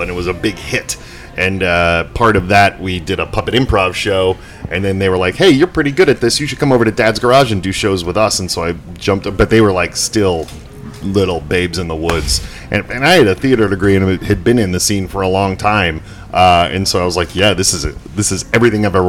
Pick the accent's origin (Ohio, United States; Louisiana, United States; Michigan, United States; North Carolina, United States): Michigan, United States; Detroit; accent: Michigan; moved away as an adult; now in Atlanta, United States; I'm from Detroit, and I still have a good Michigan accent kicking around